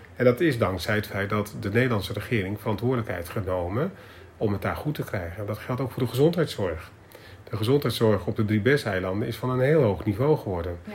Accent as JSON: {"language": "Dutch", "town": "Zeist", "region": "Utrecht", "country": "Netherlands", "tie": "born or raised there", "also_born_or_lived": "Willemstad, Curaçao"}